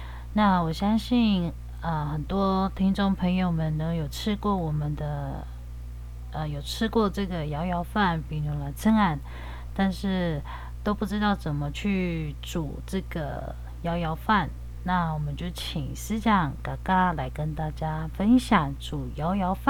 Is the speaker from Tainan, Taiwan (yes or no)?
no; Taitung County, Taiwan; 我来自台东大鸟部落。